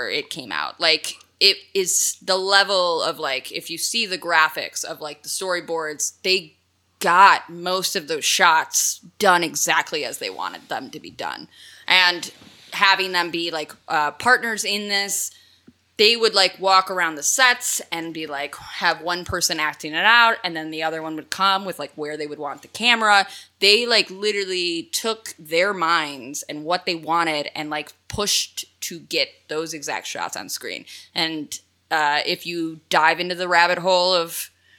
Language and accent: English; Chicago, Illinois, United States; my hometown, Chicago